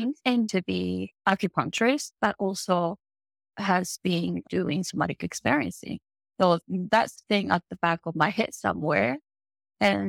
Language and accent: English; Japan; English is a second language; moved away as an adult; also born or lived in Italy; now in Los Angeles, United States; I am from Japan. Born and grew up in Japan. Lived there for until mid-30s.